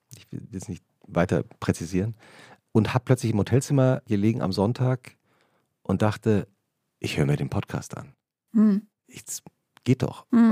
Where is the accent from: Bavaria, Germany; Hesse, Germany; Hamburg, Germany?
Hesse, Germany; Langgöns; also born or lived in Butzbach; Und ich bin genau an der Grenze aufgewachsen. Ich, also mein Heimatdorf Langgöns liegt noch auf der nördlichen Grenze